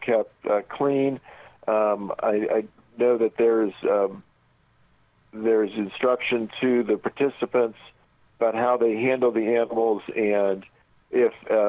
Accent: Indianapolis, Indiana, United States; I grew up in Indianapolis

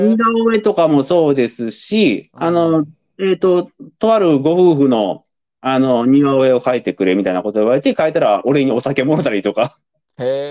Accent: Kobe, Hyogo, Japan; moved away as an adult; 僕も、もともと出身地は神戸市ですけど

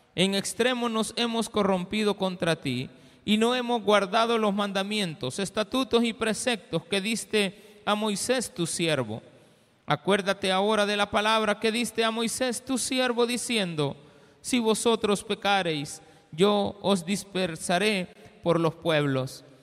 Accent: El Salvador

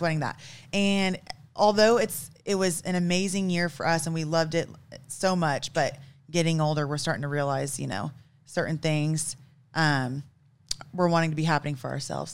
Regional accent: Broken Arrow, Oklahoma, United States; also born or lived in Tulsa, Oklahoma / Kansas; I'm actually from Oklahoma, born and raised in Tulsa. Well, I should say Broken Arrow

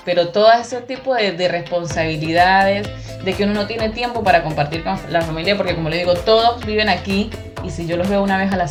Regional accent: Táchira, Venezuela; accent: gocha; moved away as an adult; Yo soy gocha

